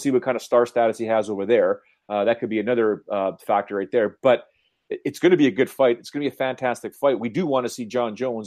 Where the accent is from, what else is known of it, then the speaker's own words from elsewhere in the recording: Canada; James and I being Canadian